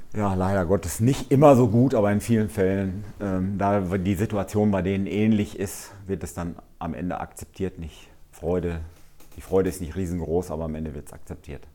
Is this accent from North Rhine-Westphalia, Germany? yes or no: yes; Altenbeken, North Rhine-Westphalia, Germany; weil ich letztendlich auch hierher komme und auch letztendlich an, an Altenbeken, ja, äh, letztendlich ist meine Heimat